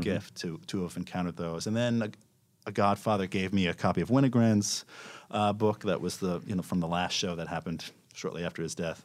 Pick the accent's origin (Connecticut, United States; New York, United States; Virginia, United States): New York, United States; I grew up in New York, and, uh, my father was a filmmaker